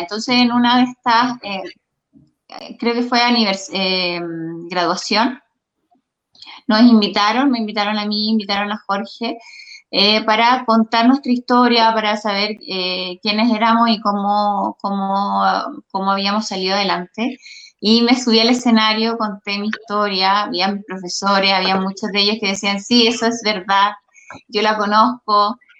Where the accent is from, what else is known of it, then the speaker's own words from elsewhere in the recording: Quinta Normal, Santiago Metropolitan Region, Chile; yo soy nacida y criada en Quinta Normal